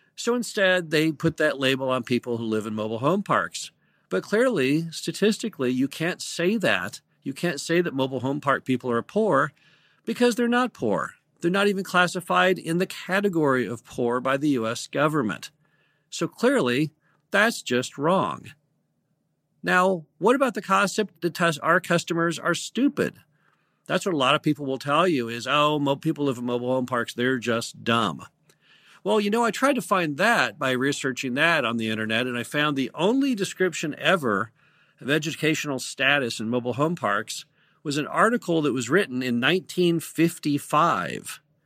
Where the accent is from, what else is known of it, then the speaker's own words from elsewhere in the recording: United States; I'm an American